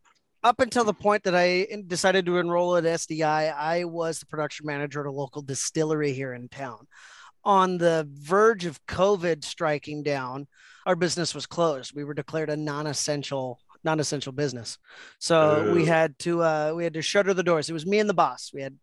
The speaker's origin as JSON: {"language": "English", "country": "United States", "said": "I'm like, well, I'm American. I'm a white male."}